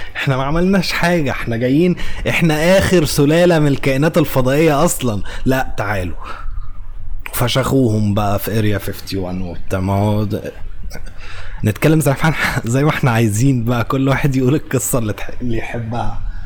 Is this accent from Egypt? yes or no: yes; Egypt; واحنا كمصريين وعرب